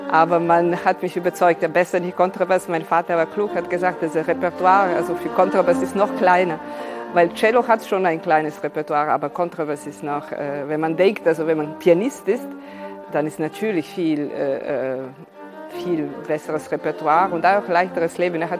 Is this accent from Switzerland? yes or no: no; Serbia; Ich bin hier in Serbien geboren. Äh, meine Mutter ist Russin, also ich bin halb Serbin, halb Russin, äh, aus einer Familie, die übrigens aus Ukraine äh, stammt.